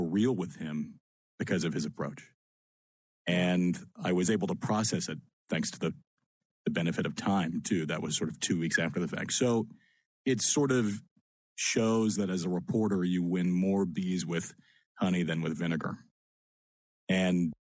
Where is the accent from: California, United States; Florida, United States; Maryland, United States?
Maryland, United States; Annapolis; moved away as an adult; also born or lived in Lancaster, Pennsylvania; I grew up in Annapolis, in between the D.C. and Baltimore beltways